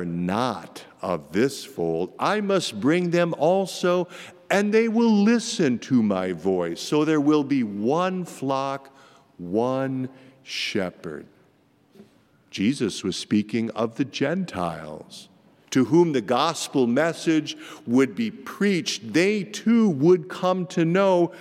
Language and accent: English; Marcus, Iowa, United States; moved away; my little hometown of Marcus, Iowa, about population 1,200